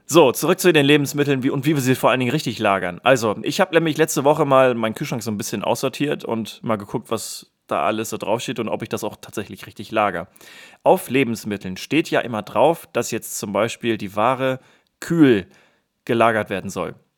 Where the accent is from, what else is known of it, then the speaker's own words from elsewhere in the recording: Germany; als Deutscher